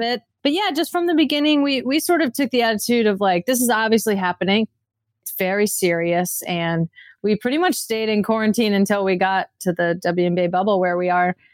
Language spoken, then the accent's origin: English; Redding, California, United States; I grew up in Redding, California